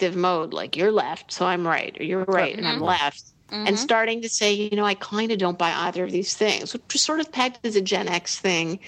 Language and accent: English; United States; as an American who's stuck there